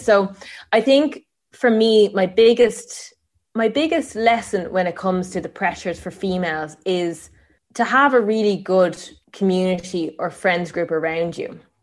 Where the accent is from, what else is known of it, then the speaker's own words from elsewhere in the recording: Tipperary, Munster, Ireland; I grew up in Tipperary, um, on a farm.